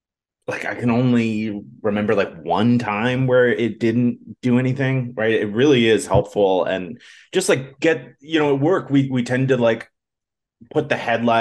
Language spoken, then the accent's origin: English; Long Island, New York, United States; also born or lived in Buffalo, New York; I went to school in Buffalo, I'm from Long Island